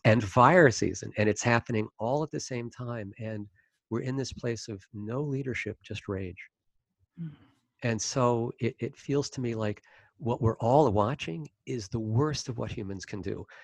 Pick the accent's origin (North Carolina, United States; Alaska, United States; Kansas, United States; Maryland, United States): Maryland, United States; I was born in Maryland and grew up in Maryland